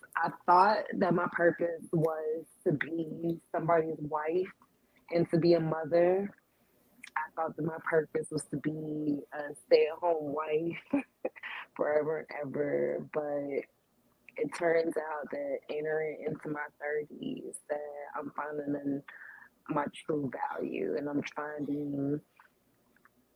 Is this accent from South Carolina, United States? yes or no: no; Chattanooga, Tennessee, United States; now in Memphis, United States; I'm from Chattanooga, Tennessee, but I live here in Memphis.